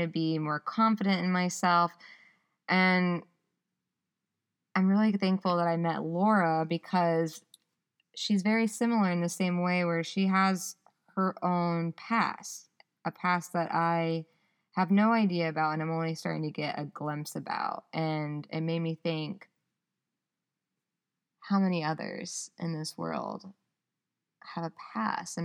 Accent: the South, United States; moved away as an adult; now in Ypsilanti, United States; I'm so from the South. I say y'all

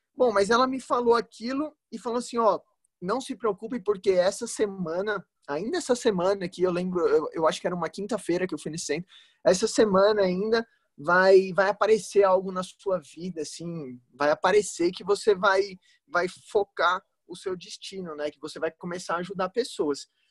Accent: São Bernardo do Campo, São Paulo, Brazil; eu sou de São Bernardo do Campo

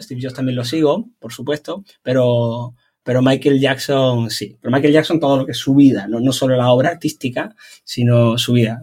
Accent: Algeciras, Andalusia, Spain; moved away as an adult; now in Málaga, Spain; vivo en Málaga, entonces intento coger, antes yo soy de Algeciras, he vivido mucho tiempo cerquita

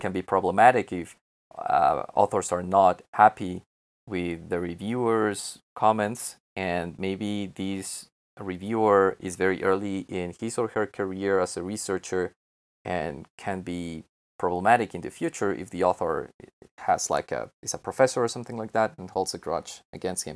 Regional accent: Mexico; I'm from Mexico and I work remotely from here.

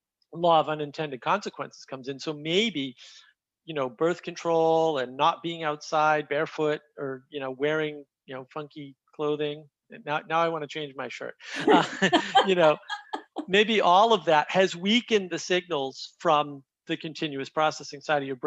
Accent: New England, United States; I grew up in New England

